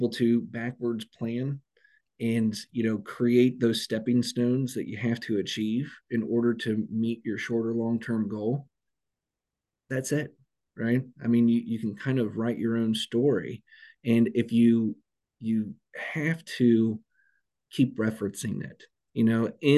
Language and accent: English; Cincinnati, Ohio, United States; I'm from Cincinnati